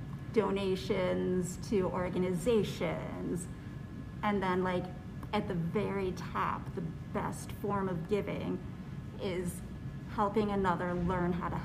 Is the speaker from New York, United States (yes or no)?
no; Chicago, Illinois, United States; also born or lived in Oak Park; I am born and raised in Chicago